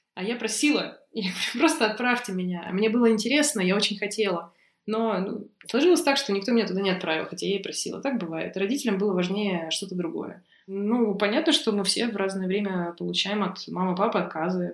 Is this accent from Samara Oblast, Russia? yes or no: no; Novosibirsk, Novosibirsk Oblast, Russia; Я из Новосибирска.